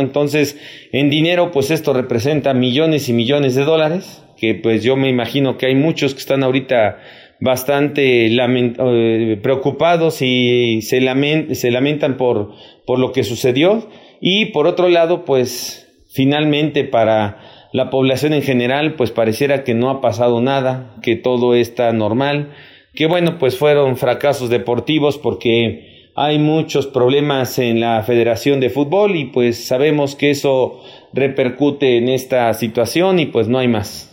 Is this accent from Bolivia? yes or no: no; Mexico